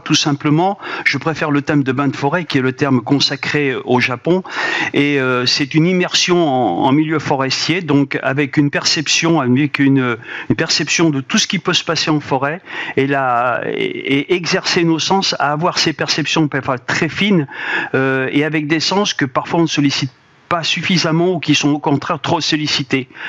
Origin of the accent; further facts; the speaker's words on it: Auvergne-Rhône-Alpes, France; je suis originaire de la Haute-Auvergne